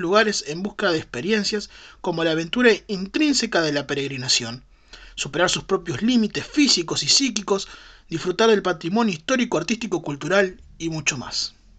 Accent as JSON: {"language": "Spanish", "country": "Uruguay", "said": "como uruguayos"}